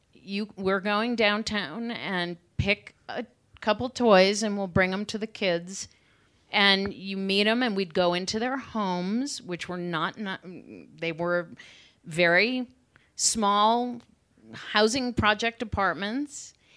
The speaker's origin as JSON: {"language": "English", "town": "Cleveland", "region": "Ohio", "country": "United States", "tie": "born or raised there", "said": "I grew up in Cleveland in the suburbs"}